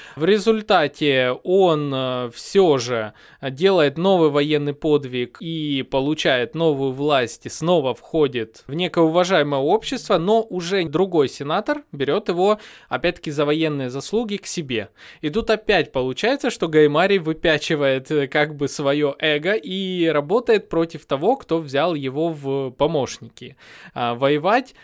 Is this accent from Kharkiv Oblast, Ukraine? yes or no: no; Donetsk, Donetsk Oblast, Ukraine; я сам, допустим, из Донецка, 14-16 года я прожил под обстрелами